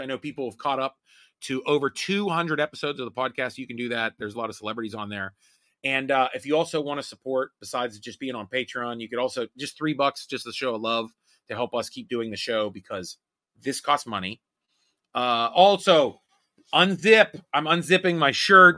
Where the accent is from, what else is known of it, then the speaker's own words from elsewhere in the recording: Homestead, Pennsylvania, United States; where I lived and grew up in Homestead